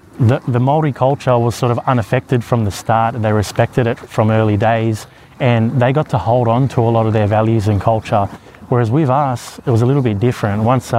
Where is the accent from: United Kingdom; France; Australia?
Australia